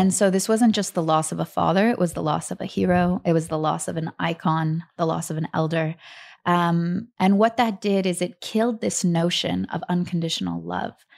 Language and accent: English; Atlanta, Georgia, United States; also born or lived in Kharkiv, Ukraine; we grew up in Atlanta, Georgia.